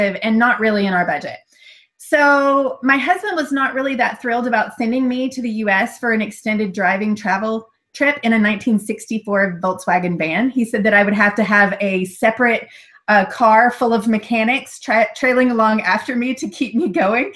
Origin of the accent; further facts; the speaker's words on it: United States; moved away; my home country